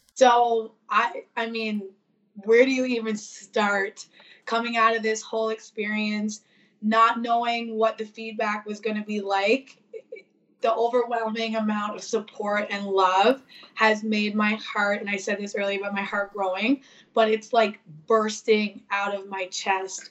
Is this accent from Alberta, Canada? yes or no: no; Newfoundland and Labrador, Canada; we're from Newfoundland